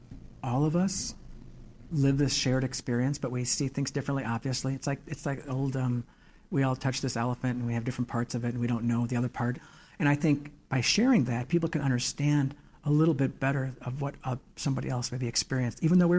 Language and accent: English; Gary, Indiana, United States; They're from Gary. We're from Gary.